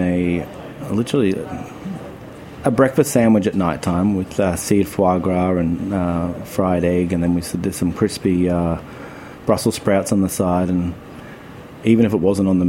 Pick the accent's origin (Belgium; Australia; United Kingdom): Australia; Kiewa Valley, Victoria; I grew up skiing in the Kiwa Valley